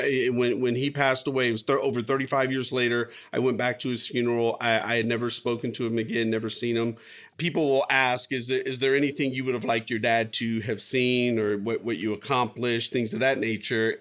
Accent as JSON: {"language": "English", "country": "United States", "tie": "born or raised there", "said": "I was born here. I was born in the United States."}